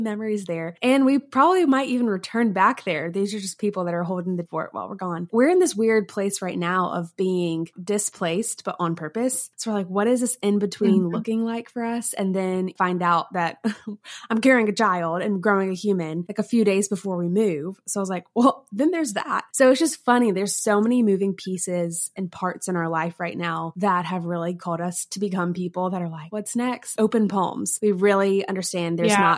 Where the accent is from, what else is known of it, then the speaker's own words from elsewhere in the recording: South Carolina, United States; moved away as an adult; also born or lived in Birmingham, Alabama; now in Mississippi, United States; I grew up in South Carolina